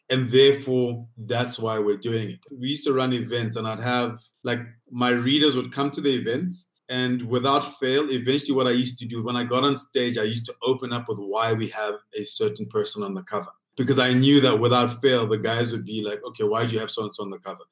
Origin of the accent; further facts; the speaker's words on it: Lesotho; moved away as an adult; now in Johannesburg, South Africa; Lesotho is the country that raised me